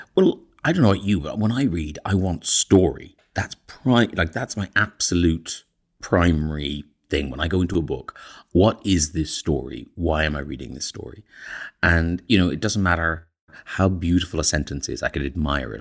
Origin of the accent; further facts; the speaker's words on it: Ireland; moved away as an adult; growing up in Ireland, in fact, I'm even older than Connor, so I left in eighty-three